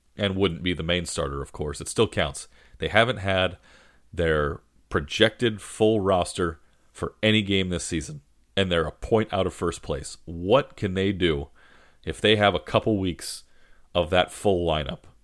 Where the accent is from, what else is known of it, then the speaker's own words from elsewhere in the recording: Massachusetts, United States; I was born in Massachusetts. My family is from there